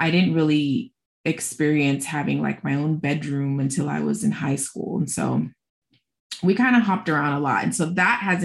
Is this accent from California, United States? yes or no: yes; Los Angeles, California, United States; where are you from? I always say, well, LA County.